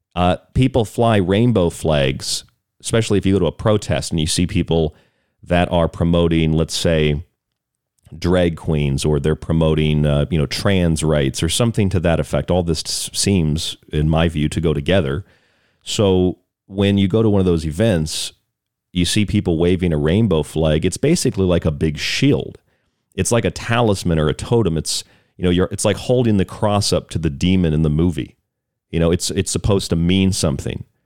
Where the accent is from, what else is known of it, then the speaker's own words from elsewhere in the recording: Florida, United States; I grew up in Florida